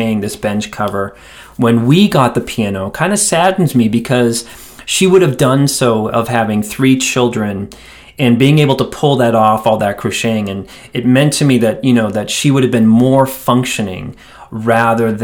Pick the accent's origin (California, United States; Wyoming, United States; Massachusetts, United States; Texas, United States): Massachusetts, United States; Quincy; moved away as an adult; also born or lived in Dorchester, Massachusetts / Cambridge, Massachusetts; now in Asheville, United States; we moved south a few miles away to a town called Quincy, Massachusetts, which is still the town that I consider my hometown